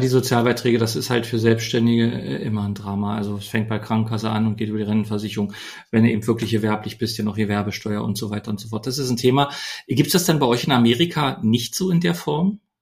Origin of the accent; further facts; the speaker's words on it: Germany; wir Deutschen